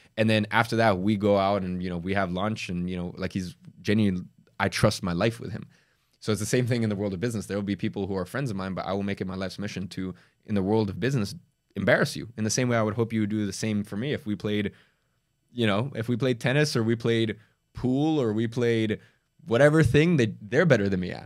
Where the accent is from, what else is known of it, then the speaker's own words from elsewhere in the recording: London, United Kingdom; also born or lived in Dagestan, Russia; I moved to, uh, London when I was, like, four or five years old. I was from Russia